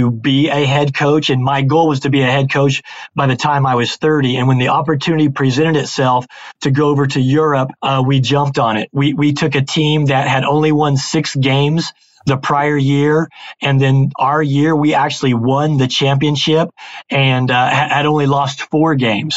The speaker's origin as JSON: {"language": "English", "region": "Indiana", "country": "United States", "tie": "born or raised there", "said": "Born and raised in Indiana, which is very, very serious about their basketball"}